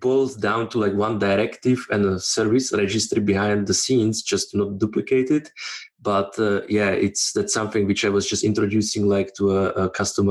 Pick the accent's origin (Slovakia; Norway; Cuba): Slovakia; moved away as an adult; also born or lived in Switzerland; I'm originally from Slovakia